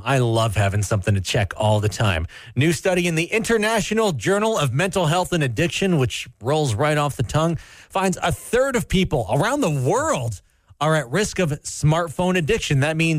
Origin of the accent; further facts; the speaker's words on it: Canada; as a Canadian